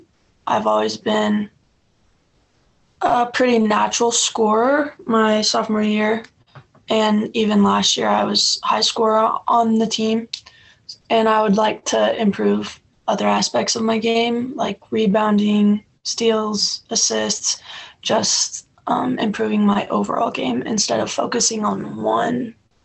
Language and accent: English; Kansas, United States; born there; I was born in Kansas, actually, so it'd be pretty cool to go back there.